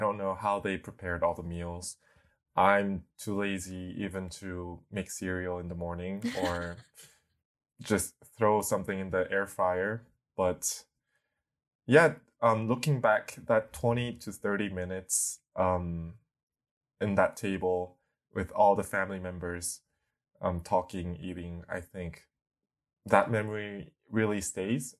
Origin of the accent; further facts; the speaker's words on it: South Korea; moved away as an adult; now in Hong Kong; I am a twenty-six-year-old Korean guy